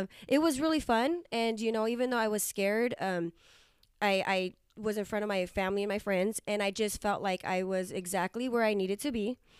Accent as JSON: {"language": "English", "town": "Hanford", "region": "California", "country": "United States", "tie": "born or raised there", "said": "your hometown in Hanford, California"}